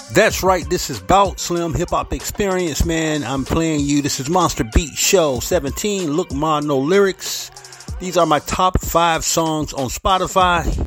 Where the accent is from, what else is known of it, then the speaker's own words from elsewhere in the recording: St. Petersburg, Florida, United States; the Big 727, my hometown, St. Petersburg, Florida